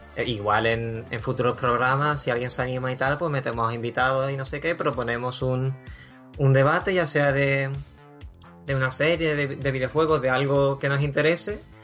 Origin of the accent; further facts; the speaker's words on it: Huelva, Andalusia, Spain; also born or lived in China; now in England; provengo de, de Huelva, allí fue donde nací, aunque he vivido en, en China y actualmente resido en Inglaterra